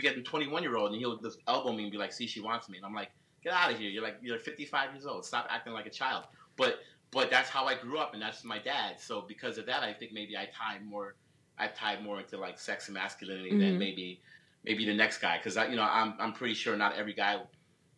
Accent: New York City, New York, United States; I'm originally from the Bronx. I was raised in the Bronx

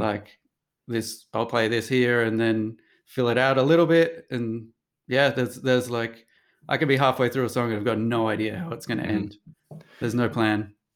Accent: Sydney, New South Wales, Australia; now in New York, United States; I come from Sydney

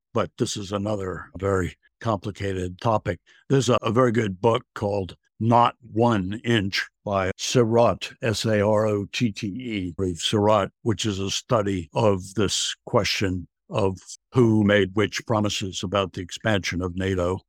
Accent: Virginia, United States; now in England, United Kingdom; I grew up in Virginia. I live in England now

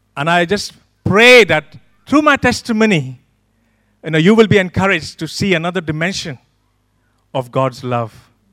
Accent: Pune, Maharashtra, India; moved away as an adult; now in United Kingdom; I'm one of the pastors in this church. I come from a city called Pune

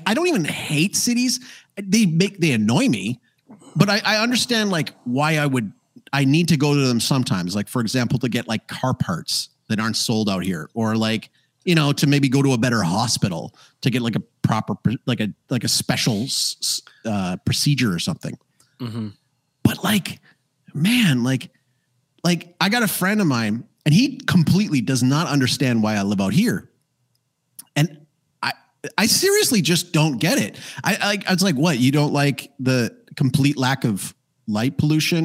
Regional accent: Calgary, Alberta, Canada; now in Paraguay; I grew up in Calgary, Alberta, Canada

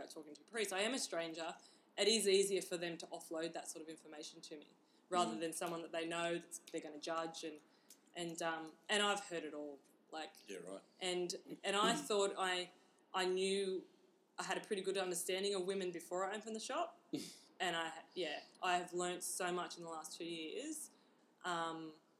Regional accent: Newcastle, New South Wales, Australia; I grew up in Newcastle. I'm from a little town out at Mark's Point on the water there.

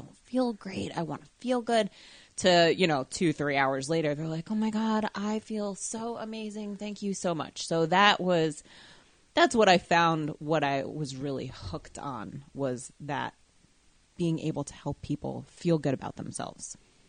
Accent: New Jersey, United States; also born or lived in Colorado; I'm originally from New Jersey. I lived in Colorado for a couple years when I was tiny, tiny, and then came back here when I was about 4 or 5, and I've been here ever since.

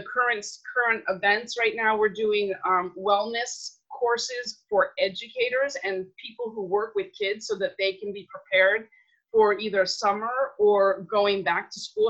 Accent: New York City, New York, United States; now in Redondo Beach, United States; I am born and raised in New York City some 50 something years ago

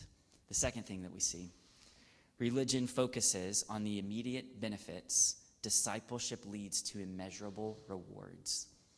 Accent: the South, United States; I grew up in the South

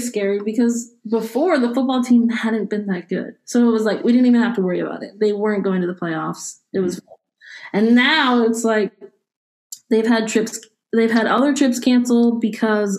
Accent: Howard County, Maryland, United States; moved away as an adult; also born or lived in Virginia; In Maryland. So I grew up in Howard County and went to Ellicott Mills Middle School, and then I went to Mount Hebron High School

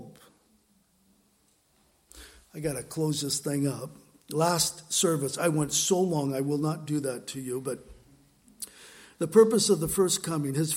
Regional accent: San Diego, California, United States; moved away; San Diego, my hometown where I grew up

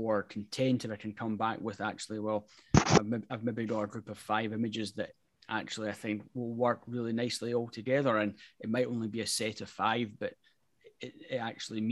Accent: Scotland, United Kingdom; being Scottish

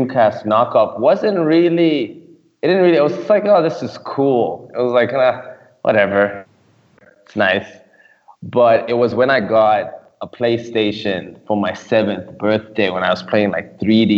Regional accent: Nairobi, Kenya; I grew up in Nairobi, Kenya

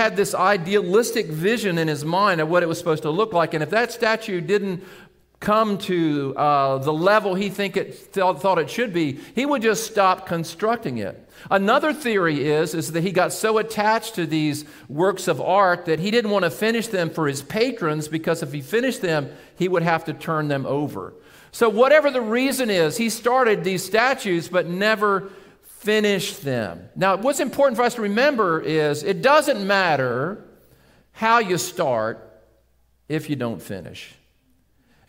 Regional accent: Seaford, Delaware, United States; I grew up in Seaford on the western side of Sussex County, and I grew up on Airport Road

